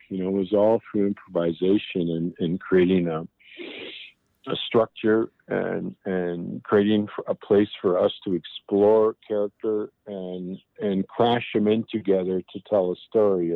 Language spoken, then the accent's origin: English; Buffalo, New York, United States; moved away; also born or lived in Niagara Falls; growing up in Niagara Falls and Buffalo in the school system